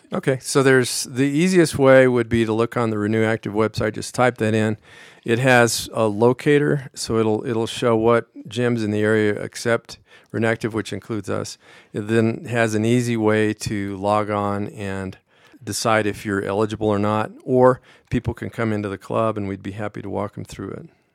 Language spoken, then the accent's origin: English; Pueblo, Colorado, United States; also born or lived in Denver, Colorado; now in Westcliffe, United States; I grew up in Pueblo